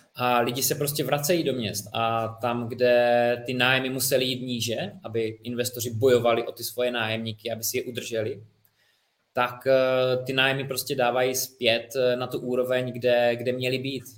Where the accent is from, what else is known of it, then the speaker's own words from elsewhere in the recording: Czechia; u nás v České republice